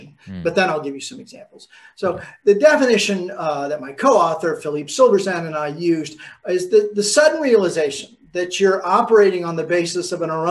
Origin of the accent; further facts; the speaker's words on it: New York, United States; I'm from New York